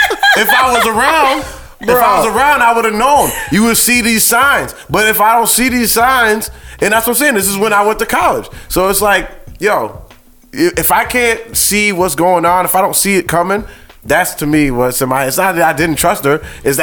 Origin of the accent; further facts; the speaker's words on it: Danbury, Connecticut, United States; I'm from Danbury.